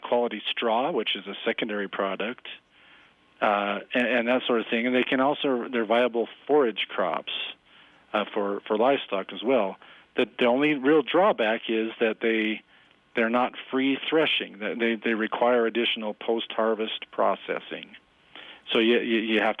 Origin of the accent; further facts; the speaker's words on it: Fremont County, Wyoming, United States; I grew up in Fremont County where people used to grow for Coors there